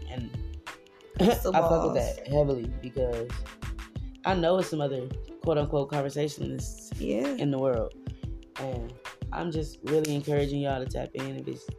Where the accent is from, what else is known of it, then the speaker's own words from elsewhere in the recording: Detroit, Michigan, United States; we stationed out of Detroit. Born and raised in Detroit